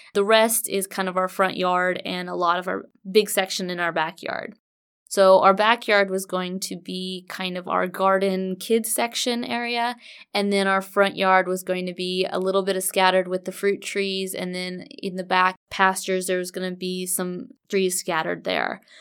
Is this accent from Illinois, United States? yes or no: no; Orange County, California, United States; moved away as an adult; now in Murfreesboro, United States; We are originally from Orange County, California